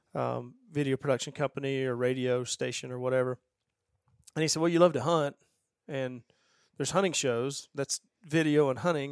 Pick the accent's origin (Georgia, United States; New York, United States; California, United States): Georgia, United States; I grew up in Georgia